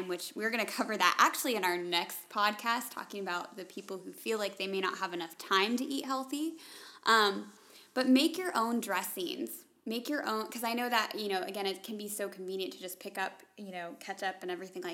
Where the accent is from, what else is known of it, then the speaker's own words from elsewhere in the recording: Atlanta, Georgia, United States; moved away as an adult; now in Kansas, United States; growing up in Atlanta, nobody ever bought cows like that.